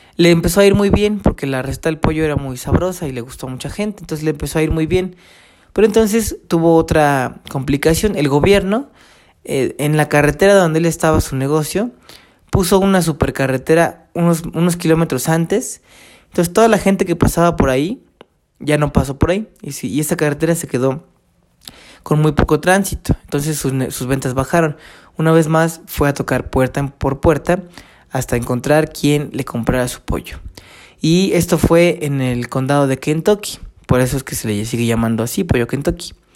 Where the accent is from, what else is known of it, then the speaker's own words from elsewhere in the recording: Mexico; yo soy mexicano